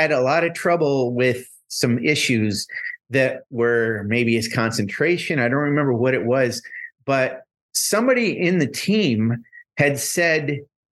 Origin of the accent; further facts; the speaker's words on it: Northern New York, United States; I grew up in Northern New York where I played a lot of pond hockey